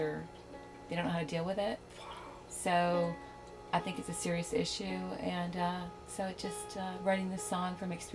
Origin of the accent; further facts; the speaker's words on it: New England, United States; moved away as an adult; now in Nashville, United States; I was born and raised in New England